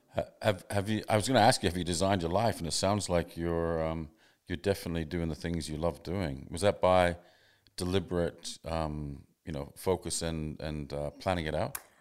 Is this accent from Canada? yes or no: yes; Canada; also born or lived in England / Sydney, Australia; now in Australia; I grew up in Canada, but I, then I lived in England for a long time.